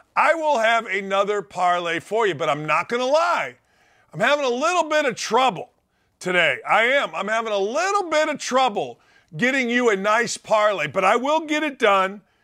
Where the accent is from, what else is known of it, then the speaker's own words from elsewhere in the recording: East Chicago, Indiana, United States; I'm from the Chicagoland area in northwest Indiana, East Chicago, Gary